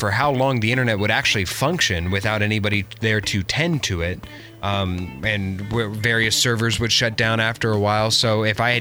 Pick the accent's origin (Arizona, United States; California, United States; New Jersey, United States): Arizona, United States; also born or lived in New York; now in Los Angeles, United States; I'm from Arizona and moved